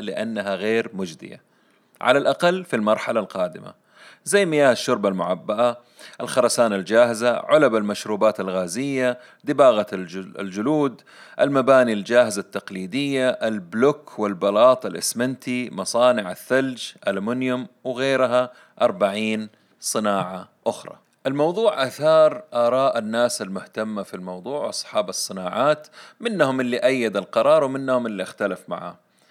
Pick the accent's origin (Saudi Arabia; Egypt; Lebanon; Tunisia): Saudi Arabia; عندنا في السعودية